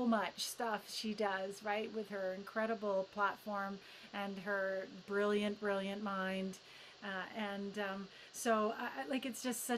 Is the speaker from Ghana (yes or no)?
no; United Kingdom; I have a cup of tea because, you know, I'm British.